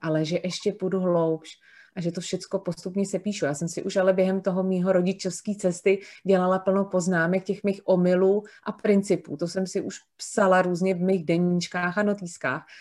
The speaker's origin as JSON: {"language": "Czech", "region": "Prague", "country": "Czechia", "tie": "born or raised there", "moved": "as an adult", "lives_now": "near Plzeň, Czechia", "said": "já jsem z Prahy, eh, narozená v Praze a vlastně poslední 44 let jsem žila v Praze"}